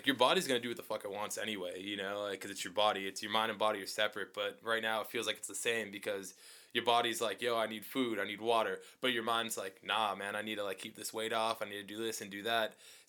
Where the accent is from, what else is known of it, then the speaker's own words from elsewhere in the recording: East Coast, United States; Because I'm from the East Coast. We don't have In-N-Out in the East Coast.